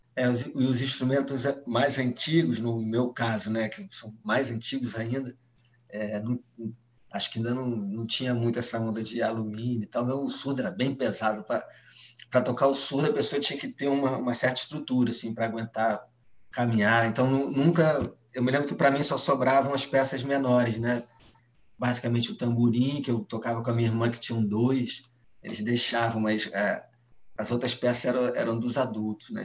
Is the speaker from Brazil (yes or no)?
yes; Rio de Janeiro, Brazil; o Rio Zona Sul, e eu falo por mim, né, pelo lugar que eu ocupava, o lugar onde eu cresci